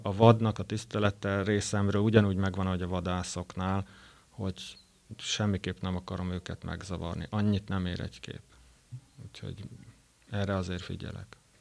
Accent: Szekszárd, Tolna, Hungary; nagyon szeretem Szexárdot is, kisváros, de hát ide születtem

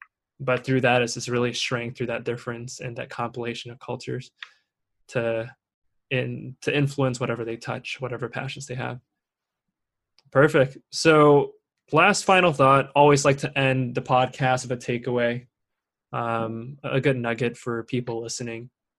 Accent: Singapore; also born or lived in Torrance / Shanghai; I was born in Torrance, so ask me which high school I went to, and I'm like, dang, they're gonna get me, and I gotta go explain this whole thing that I was born here, I grew up in Singapore and Shanghai

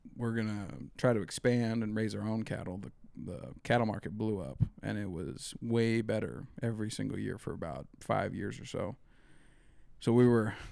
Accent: Eastern Montana, United States; also born or lived in Miles City, Montana / Ekalaka, Montana / Baker, Montana; I was born in Miles City, and then my dad was a hired man on a ranch outside of Miles City until I was about six, and then he found a place in Ekalaka, Montana

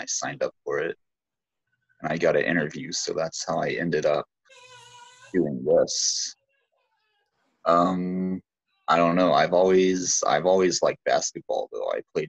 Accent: Dallas, Texas, United States; also born or lived in Arizona, United States; I'm 21. I am kind of from Arizona, but I'm also from Dallas. I moved to Arizona. I lived here when I was a kid a little bit. I just moved back about a year ago.

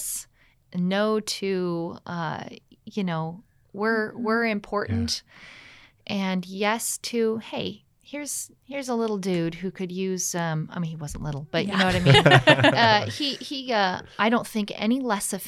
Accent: California, United States; moved away as an adult; also born or lived in Hawaii; now in Texas, United States; I'm from California, but most recently I went to Southwestern Adventist University

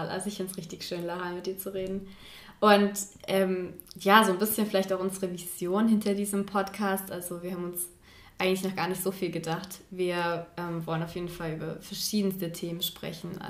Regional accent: Chemnitz, Saxony, Germany; also, ich komme ursprünglich aus Sachsen, aus Chemnitz. Ich glaube, das hört man nicht so an.

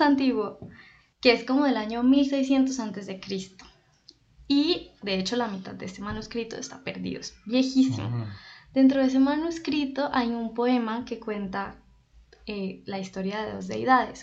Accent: Popayán, Cauca, Colombia; yo soy de Popayán, Cauca, Colombia

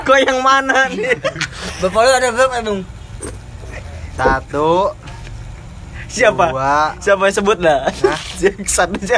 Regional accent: Serang, Banten, Indonesia; accent: Serang; belum pada tahu ya kita nih dari Serang

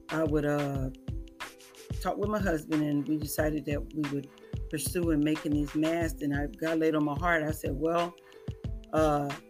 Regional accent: California, United States; I tell you, I am from California to here.

